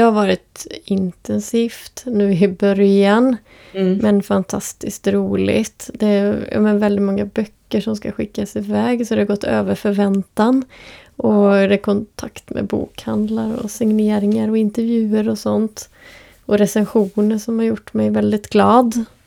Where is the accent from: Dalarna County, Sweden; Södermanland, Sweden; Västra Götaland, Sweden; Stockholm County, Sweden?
Västra Götaland, Sweden; Borås; now in Västerås, Sweden; jag är uppvuxen utanför Borås